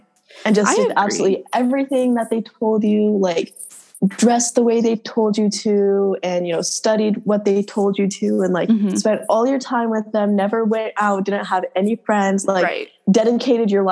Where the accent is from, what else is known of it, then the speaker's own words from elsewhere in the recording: United States; We're literally American